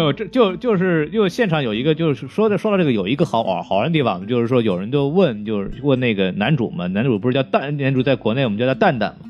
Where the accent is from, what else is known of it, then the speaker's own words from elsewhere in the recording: China; 我们中国人